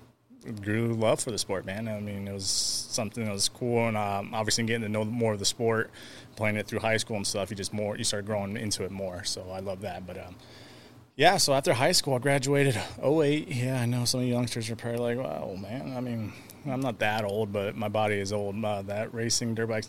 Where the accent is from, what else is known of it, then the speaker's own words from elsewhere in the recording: California, United States; I was born in California